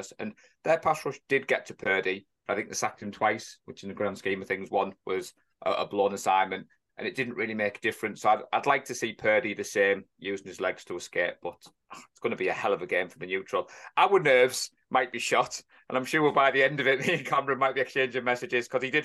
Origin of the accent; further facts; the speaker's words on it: England, United Kingdom; an Englishman who's not an NFL coach